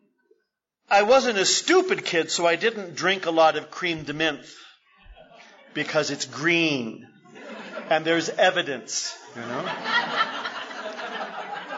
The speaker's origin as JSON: {"language": "English", "town": "San Jose", "region": "California", "country": "United States", "tie": "born or raised there", "also_born_or_lived": "Berkeley", "said": "I grew up in San Jose"}